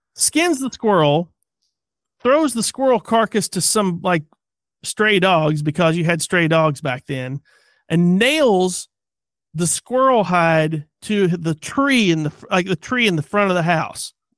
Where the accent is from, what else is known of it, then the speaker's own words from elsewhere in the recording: Tennessee, United States; we're from Tennessee